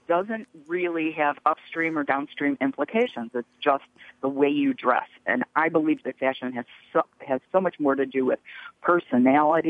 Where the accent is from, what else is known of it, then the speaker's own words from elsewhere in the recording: Chicago, Illinois, United States; calling from Chicago, which is my hometown